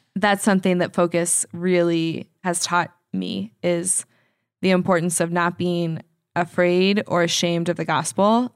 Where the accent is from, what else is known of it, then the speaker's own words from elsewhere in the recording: Indianapolis, Indiana, United States; moved away; I do love Indy. Um, it's my hometown